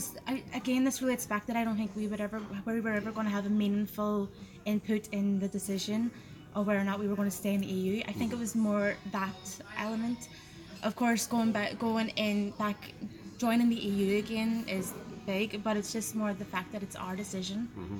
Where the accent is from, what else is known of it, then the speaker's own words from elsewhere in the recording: Ireland; not just as an Irish citizen, but also as an activist.